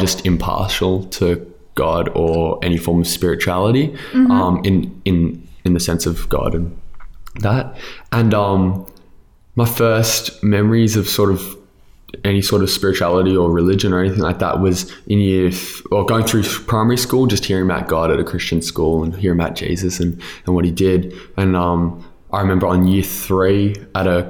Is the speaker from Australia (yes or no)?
yes; Sydney, New South Wales, Australia; I grew up on Sydney's Northern Beaches, between Newport and Collaroy